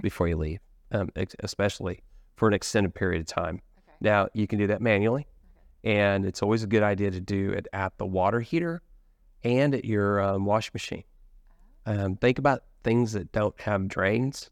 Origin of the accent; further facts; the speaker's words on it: Midwest, United States; now in Richardson, Texas, United States; I was born in the Midwest